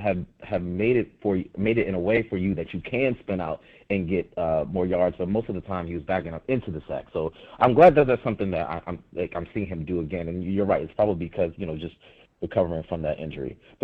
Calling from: Oxnard, California, United States; Thanks for having me on, man. Thanks for taking my call. I'm actually calling from Oxnard, California.

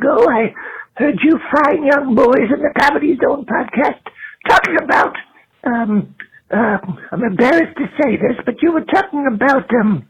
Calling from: Hendersonville, North Carolina, United States; I'm calling from Hendersonville in North Carolina.

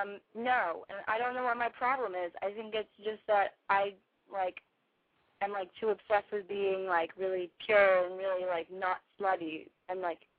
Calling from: Los Angeles, California, United States; Okay, I'm … I'm calling from Los Angeles, and I have a huge, problem with myself.

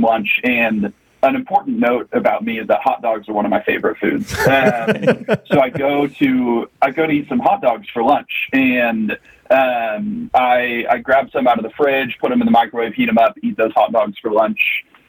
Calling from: Dallas, Texas, United States; also born or lived in Kansas City; I'm calling from Dallas, Texas. Specifically, I'm currently in a phone booth at my office in Dallas, Texas.

